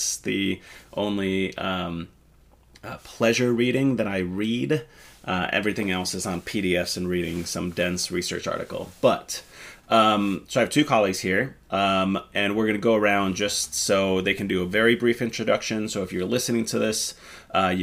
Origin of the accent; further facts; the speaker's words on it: Finland; moved away; I grew up in Finland. I was born and raised in Finland in a smaller town.